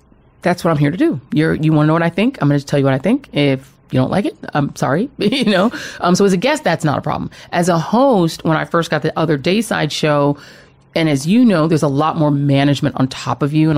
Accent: Colorado, United States; moved away; I grew up in Colorado.

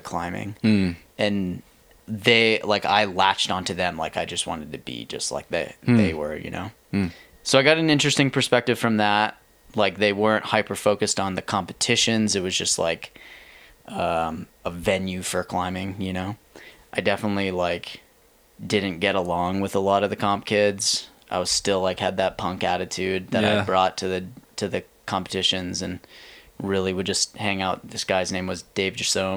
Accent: Plymouth, Massachusetts, United States; moved away as an adult; now in Lander, United States; I grew up in Plymouth, Mass, which is 30 minutes south of Boston

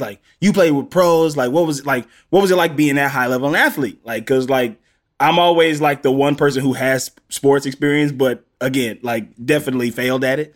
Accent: the South, United States; I'm from the South

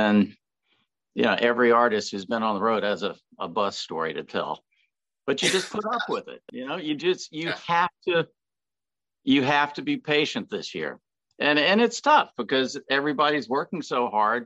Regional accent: Connecticut, United States; also born or lived in Alabama; now in Atlanta, United States; I grew up in Connecticut as a kid, but my family was from Alabama

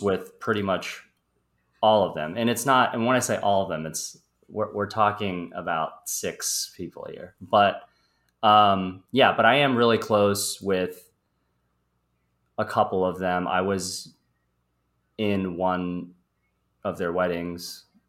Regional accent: Midwest, United States; moved away as an adult; now in Los Angeles, United States; I am originally from the Midwest

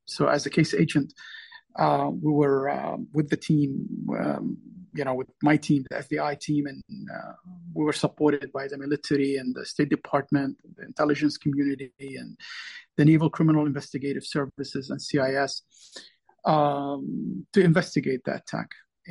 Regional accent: Lebanon; now in United States; I came from Lebanon, which was really suffering, during the Civil War. And I went to school in the U.S.

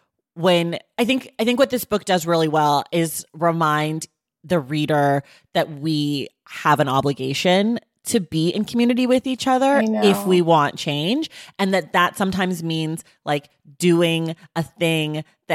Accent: United States; born there; I am an American. I was born in America. I was raised by people who were born in America.

